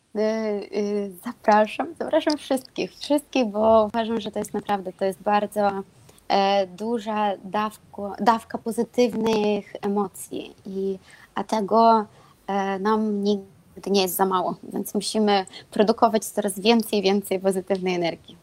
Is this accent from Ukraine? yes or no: no; Belarus; Polish is a second language; moved away as an adult; also born or lived in Lublin, Poland; now in Kraków, Poland; jestem z Białorusi